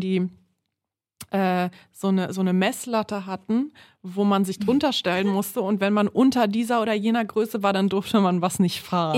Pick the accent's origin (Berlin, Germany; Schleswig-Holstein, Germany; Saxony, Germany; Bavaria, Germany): Berlin, Germany; ich komme aus Neukölln ursprünglich, bin da aufgewachsen